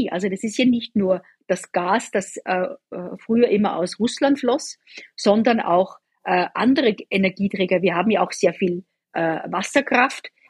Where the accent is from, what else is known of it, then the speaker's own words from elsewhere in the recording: Austria; Ich komme ursprünglich aus Österreich.